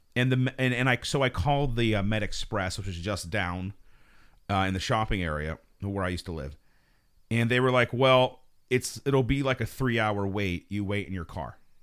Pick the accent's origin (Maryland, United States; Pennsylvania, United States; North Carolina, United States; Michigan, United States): Pennsylvania, United States; Fayette County; I'm from Fayette County